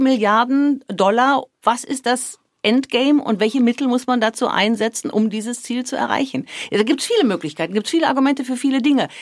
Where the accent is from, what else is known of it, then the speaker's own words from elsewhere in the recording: Germany; moved away; das ist und bleibt meine Heimat